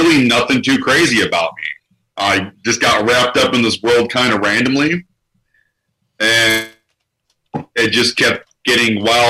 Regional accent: Cleveland, Ohio, United States; I'm from the great city of Cleveland, Ohio. Grew up on Lake Erie, so we had snow 8 months out of the year.

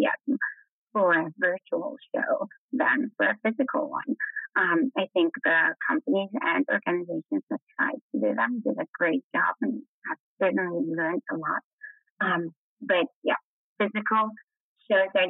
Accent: Poland; moved away; also born or lived in Netherlands / United Kingdom; I'm from Poland originally

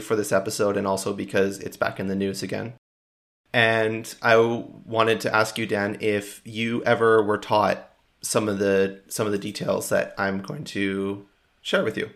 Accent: Canada; I am proudly Canadian

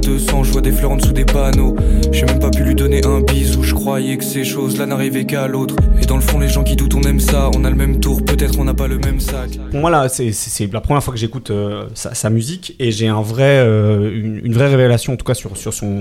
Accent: Île-de-France, France; j'ai grandi en Ile-de-France

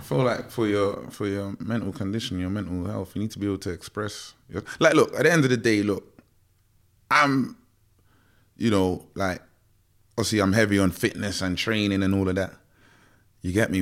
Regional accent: London, United Kingdom; growing up in Tottenham

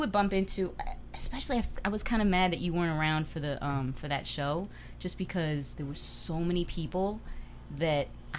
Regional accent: Chicago, Illinois, United States; from growing up in Chicago, I was wild in Chicago.

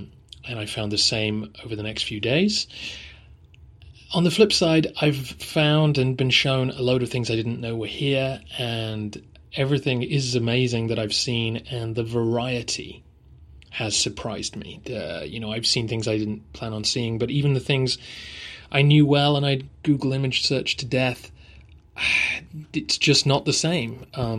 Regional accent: England, United Kingdom; This is partly being English and not being used to the heat

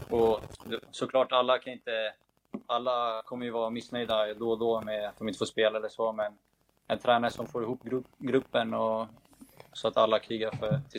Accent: Nacka, Stockholm County, Sweden; moved away as an adult; now in Vigo, Spain; Jag är från Nacka, så jag gick på Järla skola och Ekliden.

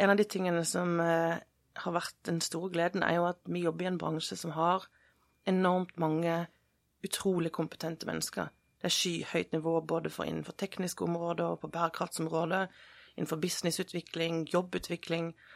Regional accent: Sørlandet, Southern Norway, Norway; jeg vokste opp på Sørlandet

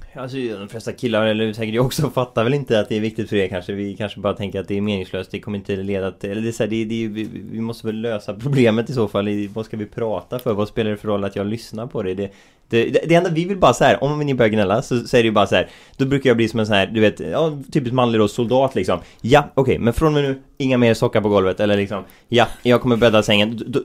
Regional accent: Bohuslän, Västra Götaland, Sweden; vi är från Bohuslän så vi säger ju mas

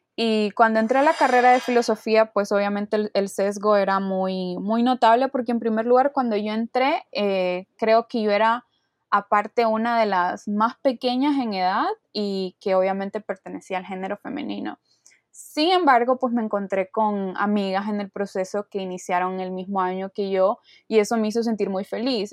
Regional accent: Honduras; soy de Honduras, tengo 21 años

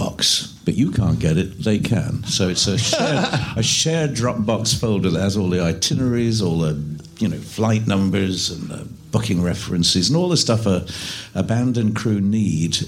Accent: Edinburgh, Scotland, United Kingdom; moved away; Presbyterian church music and folk music that I grew up with in Scotland.

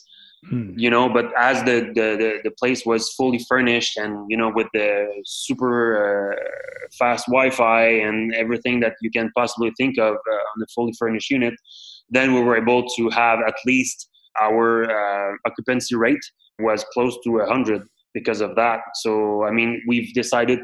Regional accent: Montreal, Quebec, Canada; I was born and raised here in the Montreal area

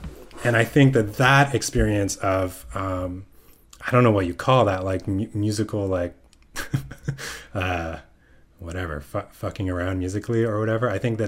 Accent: Mississauga, Ontario, Canada; Yeah. Yeah. Just outside Toronto.

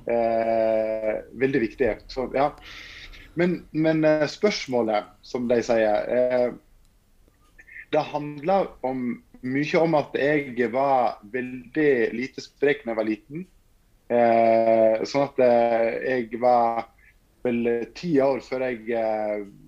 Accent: Norway; der jeg kommer fra, Fortuna, med 200 innbyggere.

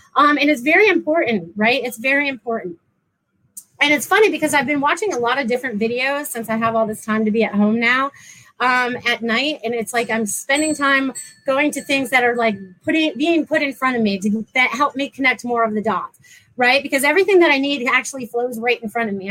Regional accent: New England, United States; now in Florida, United States; I'm from New England originally

